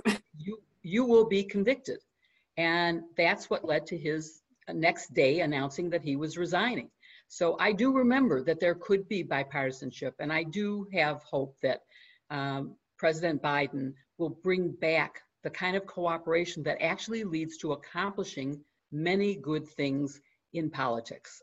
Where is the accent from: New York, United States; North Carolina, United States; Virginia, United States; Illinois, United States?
Illinois, United States; Chicago; my hometown, Chicago